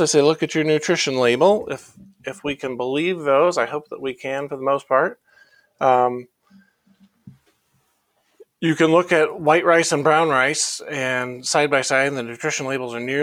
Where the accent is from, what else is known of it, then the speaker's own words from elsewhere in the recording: Iowa, United States; I grew up in Iowa